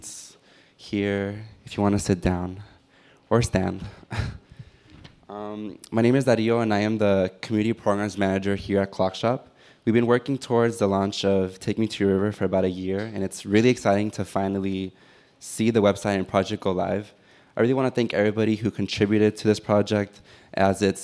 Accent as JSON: {"language": "English", "town": "Los Angeles", "region": "California", "country": "United States", "tie": "born or raised there", "said": "born and raised in Elysian Valley, the neighborhood that I grew up in no way reflects what it is today"}